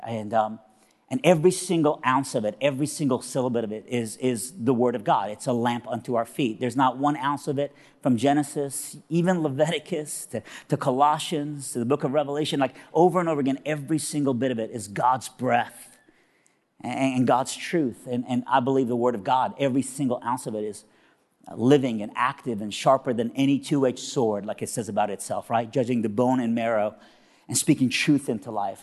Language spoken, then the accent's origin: English; Iran; now in Nashville, United States; I am originally from Iran, but now I live in Nashville, Tennessee, all right? And so I'm a, I'm a southerner, and, but even when I was in Iran, I was from South Iran